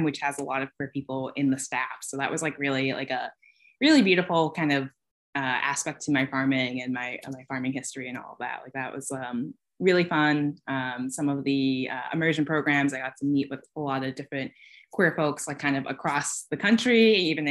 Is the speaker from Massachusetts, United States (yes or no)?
yes; Boston, Massachusetts, United States; now in Troy, United States; I live in Troy, New York. I'm from the Boston area.